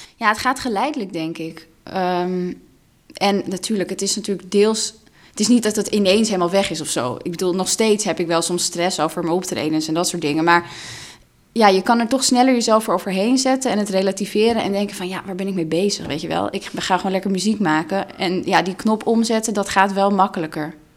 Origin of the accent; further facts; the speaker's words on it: Amsterdam, North Holland, Netherlands; first language Russian; Dutch is a second language; ik ben geboren in Amsterdam en opgegroeid als kind van twee ehm, ja, immigranten eigenlijk.